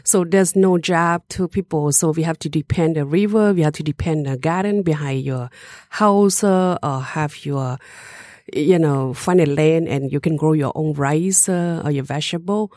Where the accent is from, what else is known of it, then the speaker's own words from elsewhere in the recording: Laos; moved away; also born or lived in Europe / Detroit; I was born in Laos. My original is Hmong